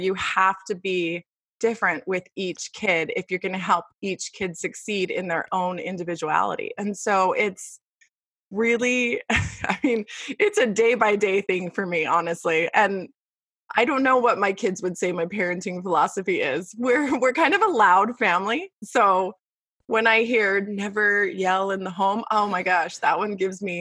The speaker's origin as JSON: {"language": "English", "town": "Las Vegas", "region": "Nevada", "country": "United States", "tie": "born or raised there", "moved": "as an adult", "lives_now": "Queen Creek, United States", "said": "I was born and raised in Las Vegas"}